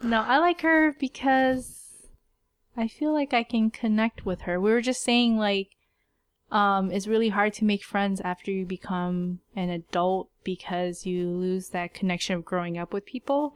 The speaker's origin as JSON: {"language": "English", "country": "United States", "tie": "born or raised there", "said": "we were raised in America"}